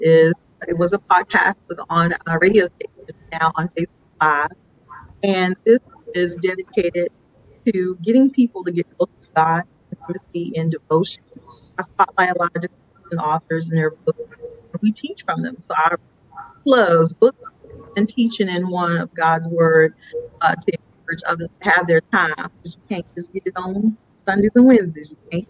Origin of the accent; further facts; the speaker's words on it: San Antonio, Texas, United States; also born or lived in Dallas-Fort Worth area; now in Dallas-Fort Worth, United States; I am from Texas, originally from San Antonio. I reside here in the DFW area.